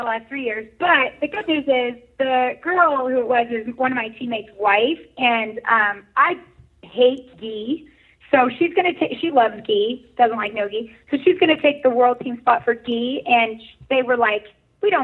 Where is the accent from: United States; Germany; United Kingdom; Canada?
United States; Walnut Creek, California; moved away; also born or lived in Iowa; I grew up in California, actually